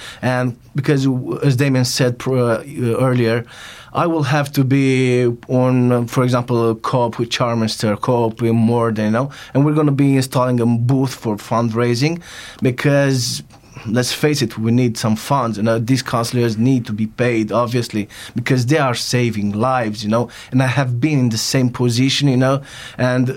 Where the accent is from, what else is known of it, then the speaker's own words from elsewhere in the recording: Romania; now in United Kingdom; when I was home in Romania